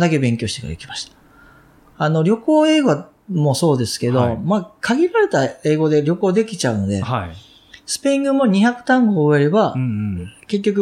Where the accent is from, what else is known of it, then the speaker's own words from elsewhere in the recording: Kansai, Japan; accent: Kansai-ben; first language Japanese; also born or lived in Vancouver, Canada; 日本語ですら、関西弁が僕は抜けないわけです。